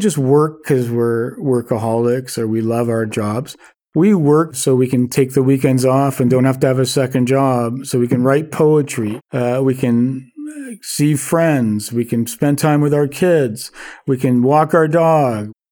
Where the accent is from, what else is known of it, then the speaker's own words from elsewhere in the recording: Vancouver, British Columbia, Canada; I'm born and raised in Vancouver, and been here all my life and lived here all my life.